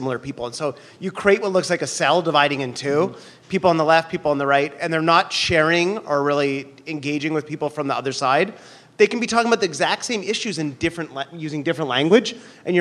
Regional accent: Canada; now in New York, United States; I'm from Canada

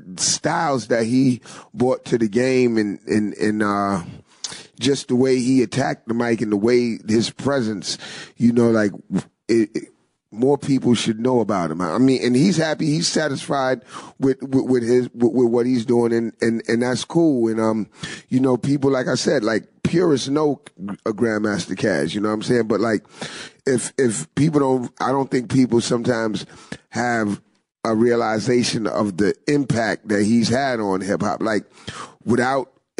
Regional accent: New York City, New York, United States; I'm originally from the Bronx

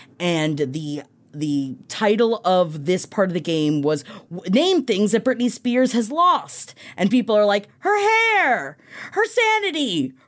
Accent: New York, United States; I grew up in New York. I had no idea.

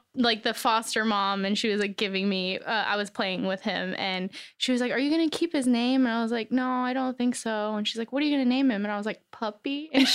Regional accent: Cheyenne, Wyoming, United States; born there; also born or lived in Korea / North Dakota / Germany; now in Los Angeles, United States; So I was born in Cheyenne, Wyoming, moved to Korea, I think a couple times, North Dakota, Germany, and then back to Wyoming.

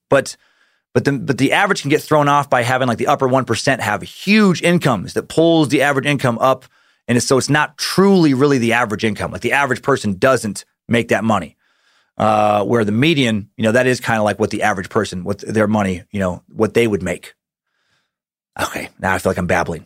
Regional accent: Idaho, United States; my home state of Idaho

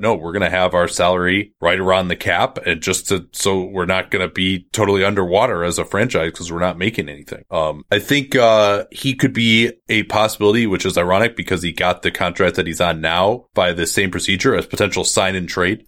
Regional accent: Berkeley, California, United States; my hometown of Berkeley, California

